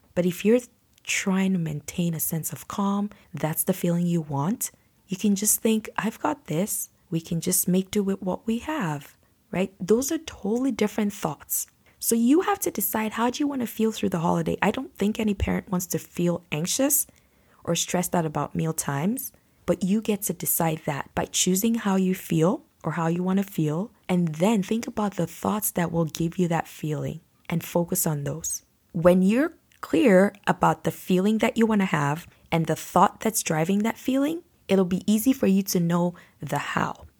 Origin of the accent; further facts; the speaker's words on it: Nigeria; now in Canada; I'm from Nigeria where we build houses with concrete